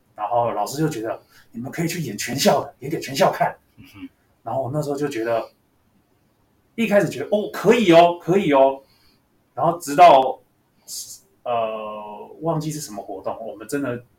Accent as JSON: {"language": "Chinese", "region": "Taipei", "country": "Taiwan", "tie": "born or raised there", "said": "我住天母哦，对天母哦，对，我家住天母，然天母后从小就是在这个生活圈长大，然后，呃，大学又读文化戏剧系哦，所以就是永远没有离开那个士林的生活圈"}